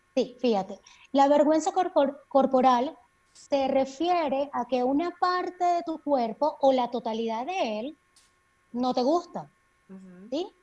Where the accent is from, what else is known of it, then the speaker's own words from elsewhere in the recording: Maracay, Aragua, Venezuela; moved away as an adult; also born or lived in Mérida, Venezuela; now in Quito, Ecuador; Estuve unos años en Maracay ejerciendo como psiquiatra en el Instituto Venezolano de Seguridad Social de San José y luego, bueno, por toda la crisis país, me tocó migrar como muchos de nosotros y ahora estoy viviendo en Quito, Ecuador